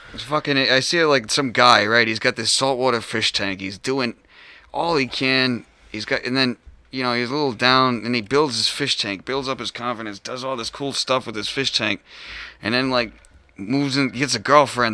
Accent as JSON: {"language": "English", "region": "Rhode Island", "country": "United States", "tie": "born or raised there", "said": "I was born raised Rhode Island. I left like twice"}